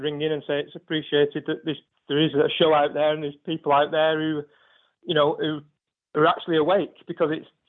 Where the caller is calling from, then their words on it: Salford, North West England, United Kingdom; Not so far from yourself, in sunny Salford, Pimbury.